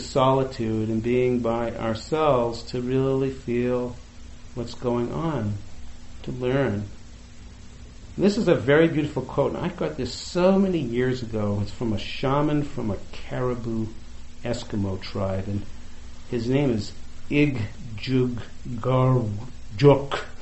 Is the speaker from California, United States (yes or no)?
no; outside of Boston, Massachusetts, United States; I grew up right outside of Boston in the in the 60s and 70s